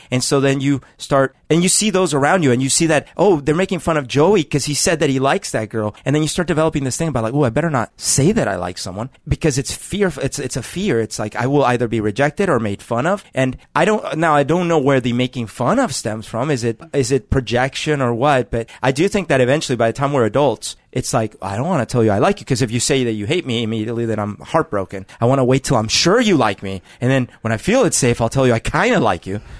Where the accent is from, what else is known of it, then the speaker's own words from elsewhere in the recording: Colombia; now in United States; Growing up in Colombia